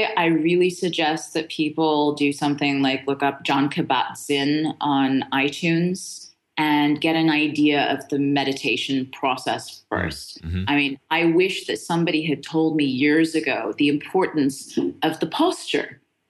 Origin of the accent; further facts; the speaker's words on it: Beirut, Beirut Governorate, Lebanon; born there; So my mom is Lebanese, and which is why I was born in Beirut.